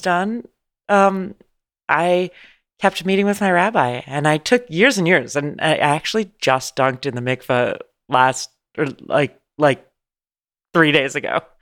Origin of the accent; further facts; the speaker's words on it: San Francisco, California, United States; moved away as an adult; now in Los Angeles, United States; I'm from San Francisco, California, born and raised.